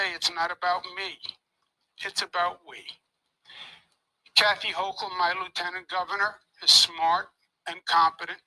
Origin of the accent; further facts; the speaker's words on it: New York, United States; I'm a New Yorker, born and bred